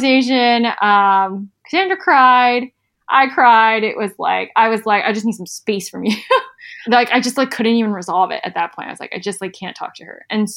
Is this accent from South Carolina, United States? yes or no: yes; South Carolina, United States; I'm from South Carolina, we just have like a very different upbringing